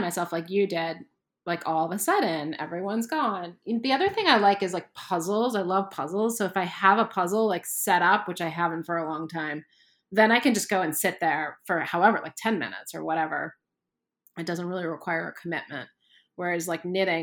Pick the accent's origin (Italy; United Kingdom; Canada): Canada; I grew up in Canada